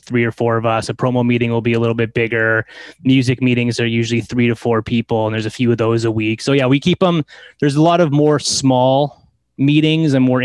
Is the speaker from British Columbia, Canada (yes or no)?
yes; Delta, British Columbia, Canada; I grew up in Delta. I'm in the flatlands of Ladner. That's where I grew up.